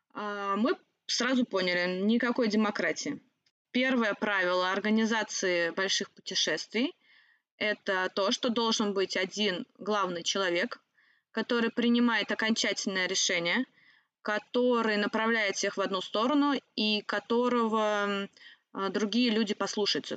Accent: the Volga, Saratov Oblast, Russia; moved away; сама я с Волги, Саратовской области

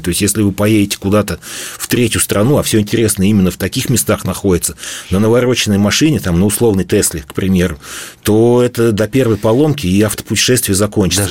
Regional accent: Bashkortostan, Russia; Башкирию мы там родились, всю жизнь живем, и мы ее прекрасно знаем

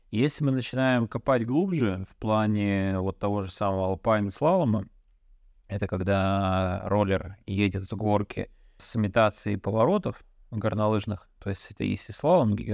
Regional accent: Belarus; Я как белорус просто спрашиваю.

